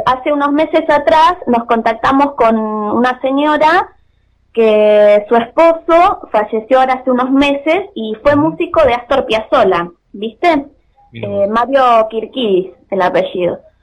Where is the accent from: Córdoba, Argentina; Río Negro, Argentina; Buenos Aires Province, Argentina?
Buenos Aires Province, Argentina; Mar del Plata; somos de Mar del Plata nosotros